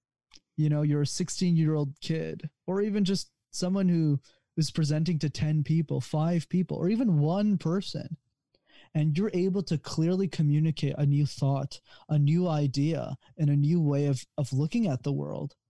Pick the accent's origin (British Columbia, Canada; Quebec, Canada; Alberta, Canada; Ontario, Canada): Quebec, Canada; Montreal; I'm actually from Montreal, but I come to the States a lot for business.